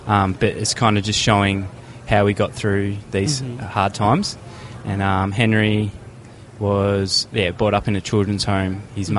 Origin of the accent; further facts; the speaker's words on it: Australia; from Australia, here in Indianapolis, United States of America.